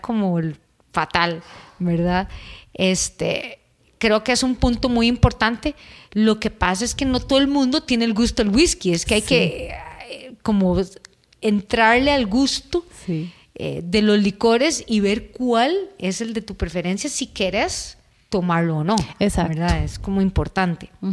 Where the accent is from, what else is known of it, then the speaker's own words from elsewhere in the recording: Costa Rica; En Costa Rica eh, es muy dado a que tomemos cerveza.